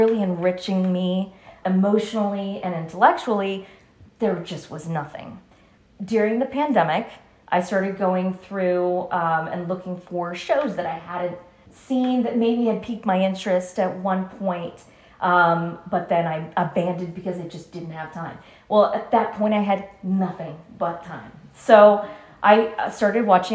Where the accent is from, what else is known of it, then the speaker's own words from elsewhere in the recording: West Palm Beach, Florida, United States; moved away as an adult; also born or lived in Chicago; I grew up in West Palm Beach, and then I worked in theater for about 25 years in South Florida